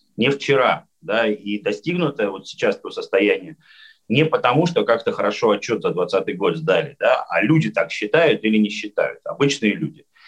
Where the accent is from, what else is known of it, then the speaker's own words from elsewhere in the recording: Magnitogorsk, Chelyabinsk Oblast, Russia; вот моя Челябинская область, родная, любимая, я из Магнитогорска